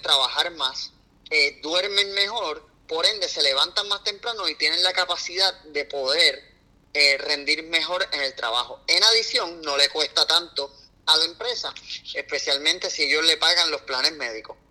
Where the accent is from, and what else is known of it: Puerto Rico